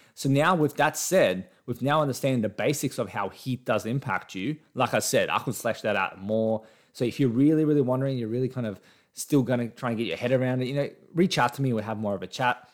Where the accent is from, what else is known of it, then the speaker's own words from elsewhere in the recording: Australia; I'm Australian. I'm in Australia right now